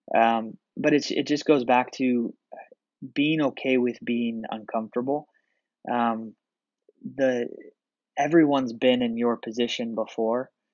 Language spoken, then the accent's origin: English; Portland, Oregon, United States; I'm from Portland, Oregon.